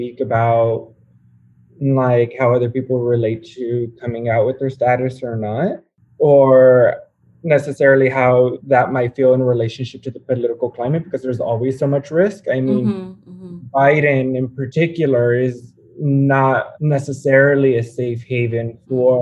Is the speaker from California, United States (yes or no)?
yes; Los Angeles, California, United States; also born or lived in Long Beach / San Francisco / New York; I grew up in Southern California outside of Los Angeles and then moved to Long Beach for undergrad.